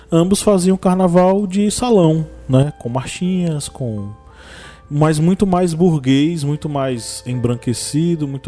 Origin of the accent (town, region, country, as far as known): Bahia, Brazil